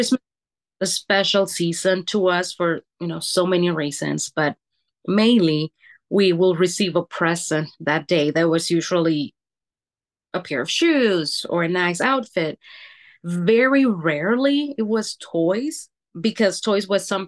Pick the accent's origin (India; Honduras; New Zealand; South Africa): Honduras; now in Oregon, United States; I was born and raised in Honduras.